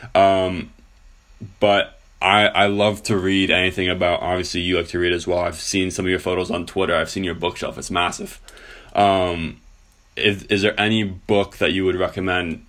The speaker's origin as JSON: {"language": "English", "country": "Canada", "said": "as a Canadian"}